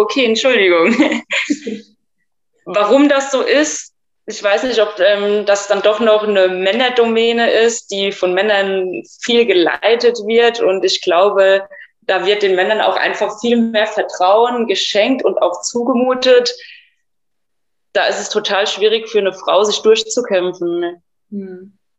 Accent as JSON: {"language": "German", "country": "Germany", "said": "bei uns in Deutschland"}